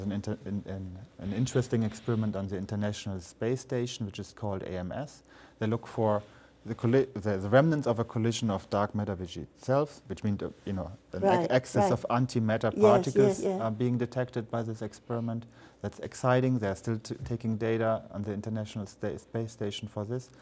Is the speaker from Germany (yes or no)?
yes; Germany; moved away; I grew up in Germany